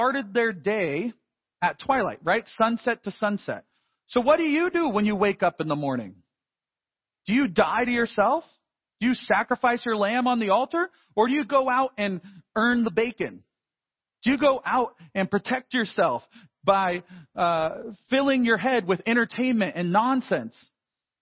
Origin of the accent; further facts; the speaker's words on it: United States; as American Christians